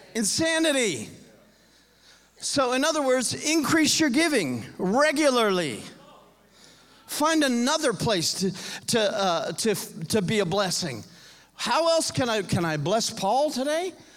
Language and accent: English; Homestead, Florida, United States; now in Nashville, United States; I grew up in Homestead, Florida